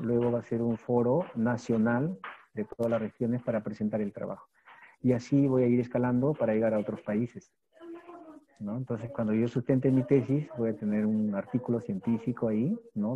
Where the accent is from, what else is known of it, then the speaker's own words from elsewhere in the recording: Peru; yo lo que estoy haciendo en mi país, y por mí, ¿no? Y por la educación del Perú